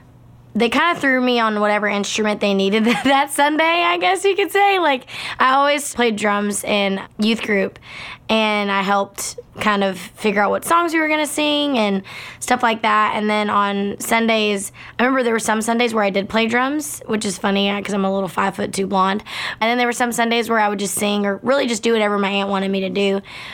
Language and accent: English; Baytown, Texas, United States; So I grew up in Baytown, Texas, which is outside of Houston. It's probably like 45 minutes from Houston. And I grew up in a very musical family.